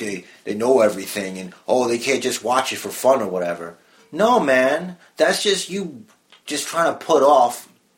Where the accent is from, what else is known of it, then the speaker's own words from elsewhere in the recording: New York City, New York, United States; we're from Brooklyn.